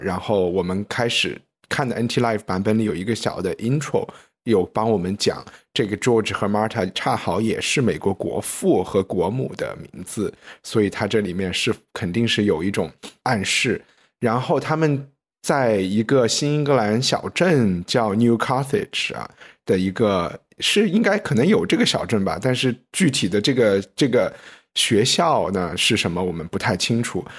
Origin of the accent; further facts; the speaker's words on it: China; 我们大陆人讲泰勒